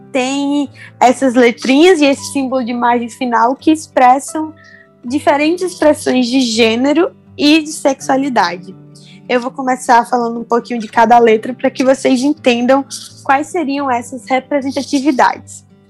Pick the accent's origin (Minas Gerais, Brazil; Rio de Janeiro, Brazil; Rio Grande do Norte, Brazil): Rio Grande do Norte, Brazil; sou potiguar do Nordeste